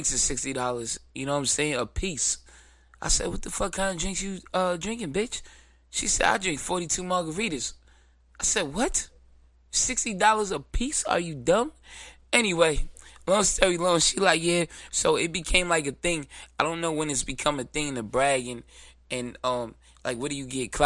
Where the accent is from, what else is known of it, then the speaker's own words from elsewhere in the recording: New York City, New York, United States; I'm from Brooklyn